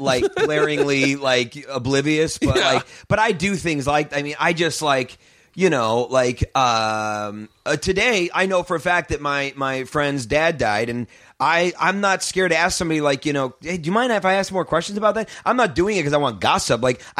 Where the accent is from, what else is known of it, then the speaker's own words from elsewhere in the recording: St. Louis, Missouri, United States; St. Louis.